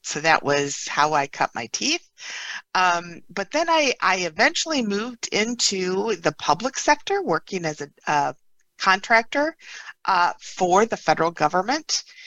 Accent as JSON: {"language": "English", "region": "Upper Peninsula of Michigan", "country": "United States", "tie": "born or raised there", "said": "I grew up in the Upper Peninsula of Michigan"}